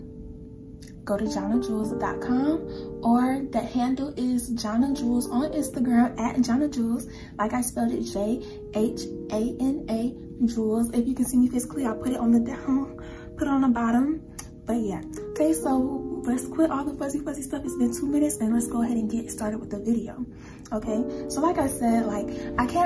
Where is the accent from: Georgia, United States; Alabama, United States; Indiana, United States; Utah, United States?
Georgia, United States; also born or lived in California; I was born in California and I came to Georgia when I cannot remember when I came to Georgia. That's how long I've been here.